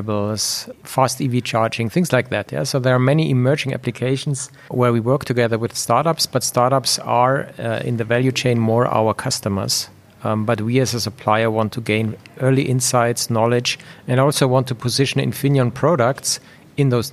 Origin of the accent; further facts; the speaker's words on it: Munich, Bavaria, Germany; moved away as an adult; also born or lived in Switzerland; I basically was born and raised in Germany. I spent large part of my career in Switzerland. But then over time, I migrated back to Munich, which is basically my hometown.